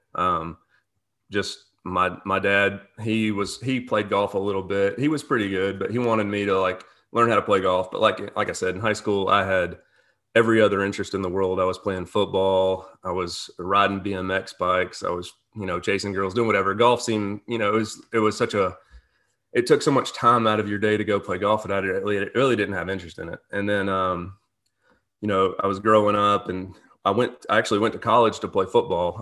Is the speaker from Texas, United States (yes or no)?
no; Birmingham, Alabama, United States; moved away as an adult; also born or lived in Georgia; now in Jackson, United States; I'm originally from Birmingham, Alabama